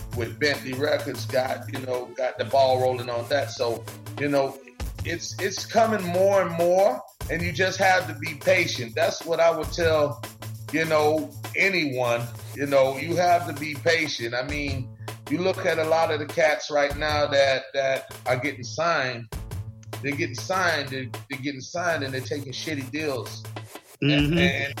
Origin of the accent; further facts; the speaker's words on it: Highlands County, Florida, United States; I'm from Highlands County